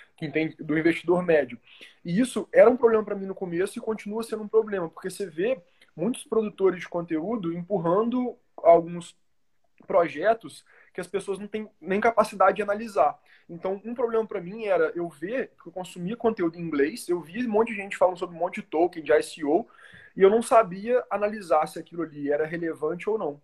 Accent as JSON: {"language": "Portuguese", "country": "Brazil"}